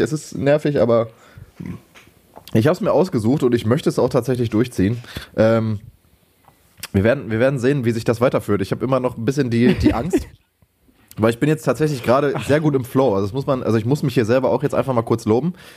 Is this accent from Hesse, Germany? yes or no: no; Lünen, North Rhine-Westphalia, Germany; moved away as an adult; now in Bochum, Germany; bei uns in Lünen hieß das halt EPH.